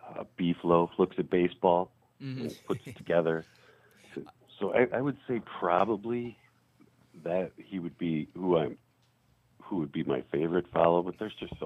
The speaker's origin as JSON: {"language": "English", "area": "South suburbs", "region": "Illinois", "country": "United States", "tie": "born or raised there", "said": "Growing up in the South suburbs, it was kind of natural. And my dad's family was all a long line of Southside Irish Sox fans."}